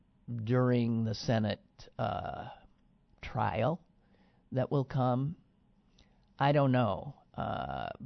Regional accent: United States; I'm an American

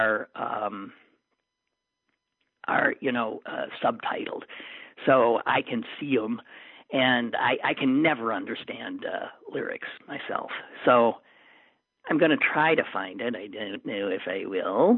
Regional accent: Green Bay, Wisconsin, United States; my hometown of Green Bay

